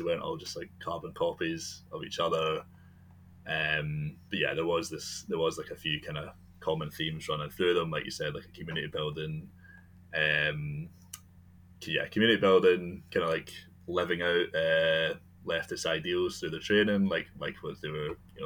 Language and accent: English; Scotland, United Kingdom; I'm from Scotland